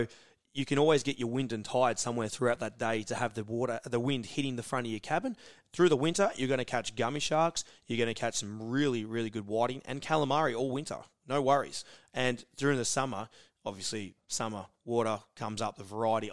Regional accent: Queenscliff, Victoria, Australia; Queenscliff is where I'm from

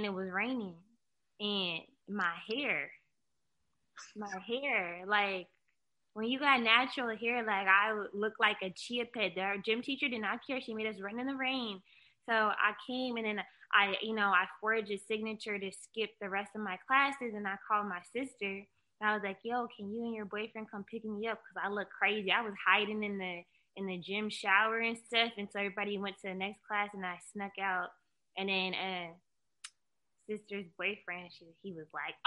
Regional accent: Bremerton, Washington, United States; moved away; No disrespect to Bremerton, because that's where I came from

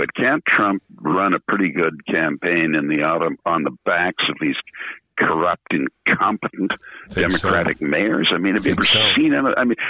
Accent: United Kingdom; I'm British citizen and a member of the British Parliament

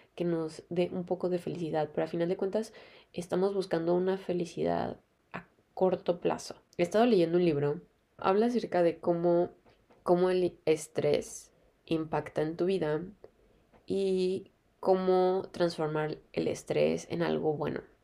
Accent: Mexico; moved away; soy de México, ustedes saben, o sea, siempre hay sol en México

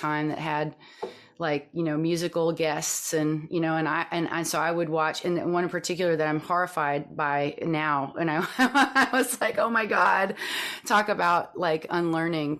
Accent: Texas, United States; I grew up in Texas. I grew up in a small town in Texas

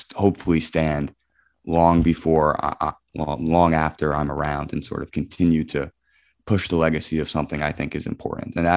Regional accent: Scotch Plains, New Jersey, United States; I grew up in Scotch Plains, New Jersey

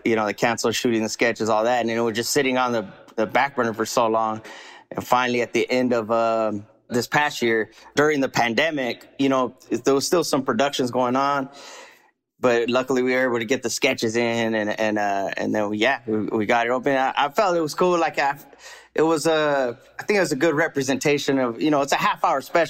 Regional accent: California, United States; I grew up here in California, you know, Califas

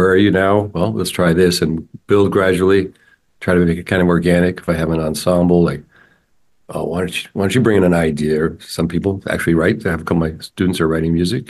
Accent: Santa Rosa, California, United States; I grew up in Santa Rosa, which is north of San Francisco

